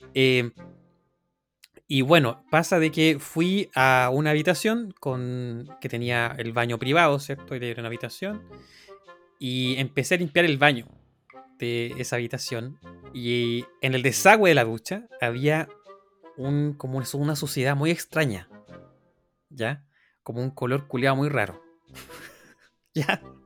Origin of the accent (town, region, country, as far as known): Chile; now in Ireland